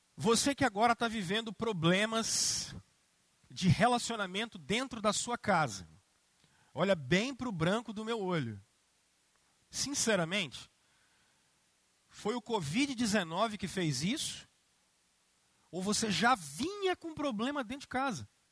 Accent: Brazil; nós que somos brasileiros

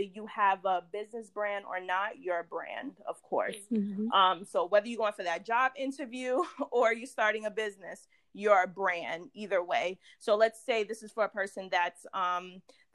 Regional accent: New York, United States; I'm from New York.

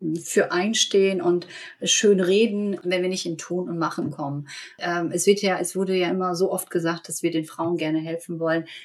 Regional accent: Germany; ich bin in Deutschland aufgewachsen und ähm, ähm, habe immer hier gelebt

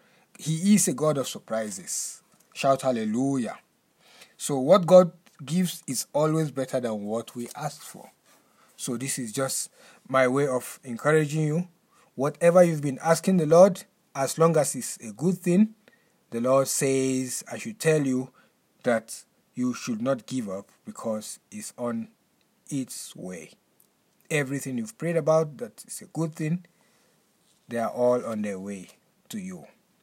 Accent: Lagos, Nigeria; moved away as an adult; now in South Africa; I came to South Africa in the year 2015. That on the 26th of July 2015, I came from Lagos, Nigeria. I came to study at River Bible Institute. When I was living in Lagos, Nigeria, I had only 200 rand in my wallet.

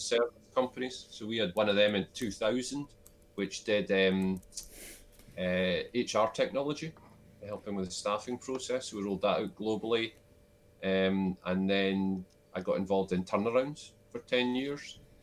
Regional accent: Selkirk, Scotland, United Kingdom; moved away; also born or lived in London; I'm originally from Selkirk in the Scottish borders.

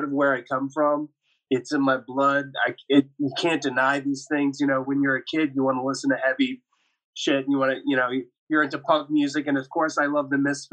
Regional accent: Georgia, United States; now in Los Angeles, United States; I'm originally from the South, originally from Georgia, Southeast. And, you know, growing up in the Bible Belt

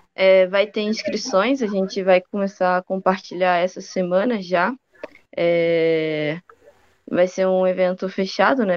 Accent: Rio de Janeiro, Brazil; now in Piracicaba, Brazil; Eu agora estou em Piracicaba, mas eu passei bastante tempo na casa dos meus pais no Rio de Janeiro.

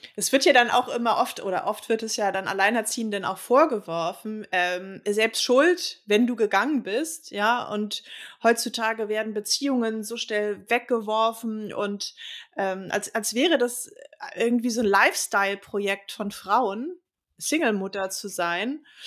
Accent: Berlin, Germany; ich bin ja gebürtige Westberlinerin

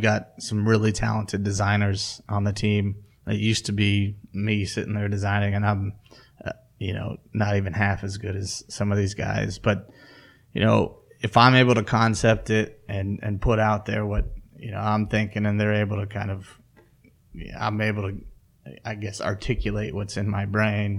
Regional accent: Kansas City, United States; also born or lived in Lawrence, Kansas; I grew up in Kansas City, but I was living in Lawrence

